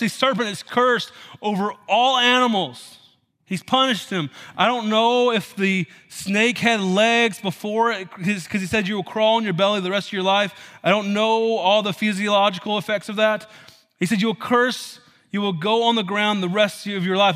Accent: Tennessee, United States; moved away; I was raised in Tennessee

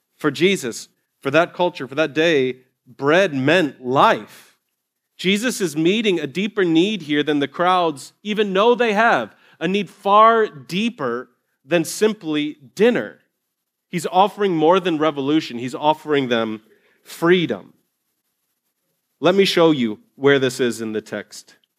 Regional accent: Ohio, United States; moved away; I grew up in Ohio in Longaberger baskets.

